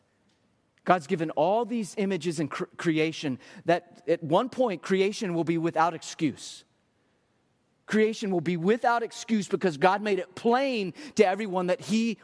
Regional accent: Texas, United States; I'm Texan through and through

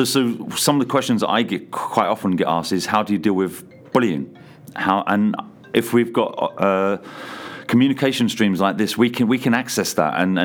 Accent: England, United Kingdom; moved away as an adult; now in Canada; coming over from England many years ago

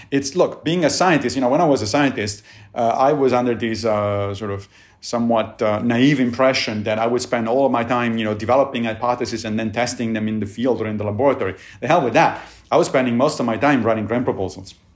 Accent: Rome, Lazio, Italy; moved away; I grew up in Italy and in, in Rome

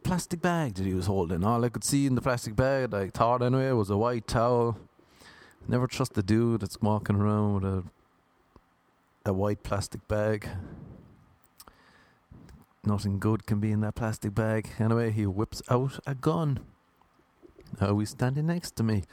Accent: Ireland; moved away

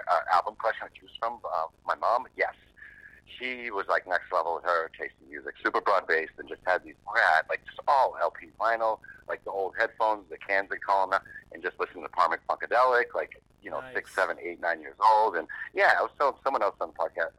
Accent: Boston, Massachusetts, United States; From Boston. The neighborhood called Jamaica Plain.

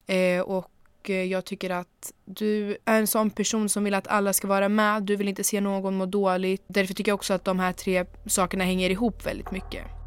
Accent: Örebro, Örebro County, Sweden; also born or lived in Switzerland; Jag föddes i Schweiz och jag bodde där tills jag var sju då jag flyttade hit med mina föräldrar

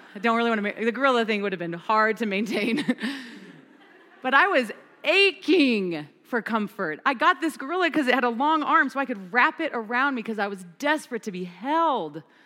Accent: Kansas, United States; now in Fort Collins, United States; I'm from Kansas

